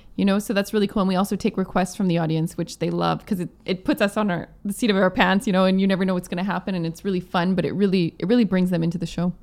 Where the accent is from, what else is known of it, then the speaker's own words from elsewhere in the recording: Plum Coulee, Manitoba, Canada; now in Vancouver, Canada; my hometown in Plumcooley